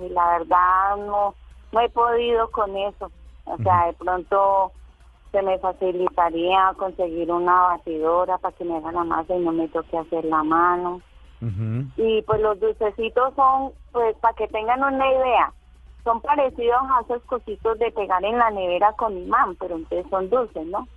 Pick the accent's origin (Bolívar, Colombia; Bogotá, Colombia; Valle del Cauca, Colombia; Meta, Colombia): Valle del Cauca, Colombia; Tuluá